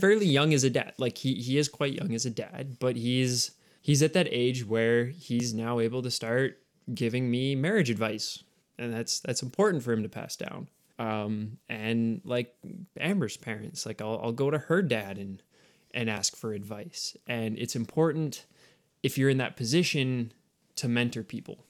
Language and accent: English; Canada; we're Canadian